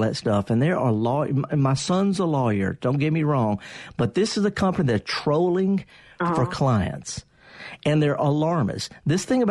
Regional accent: Indianola, Mississippi, United States; It's my hometown. I'm going to go back to the place where I spent half my childhood

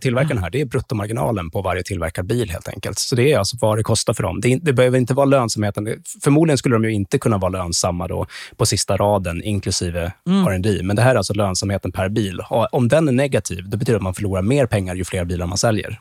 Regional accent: Sweden; som svensk

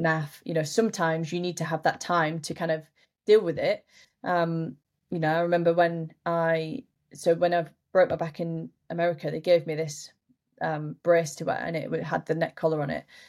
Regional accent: Yorkshire and the Humber, United Kingdom; I was late at home in my hometown up in Yorkshire

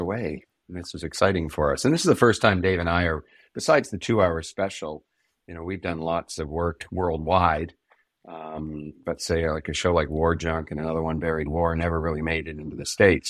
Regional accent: Canada; we're Canadian

